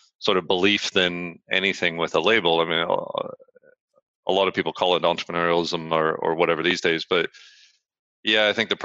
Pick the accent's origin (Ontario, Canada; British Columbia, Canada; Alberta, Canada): British Columbia, Canada; Vancouver; moved away as an adult; also born or lived in London, United Kingdom; now in Edinburgh, United Kingdom; So I grew up in Vancouver. So I was born in Canada